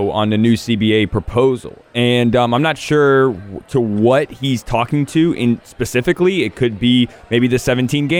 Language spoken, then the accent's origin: English; Alabama, United States; moved away; I grew up in Alabama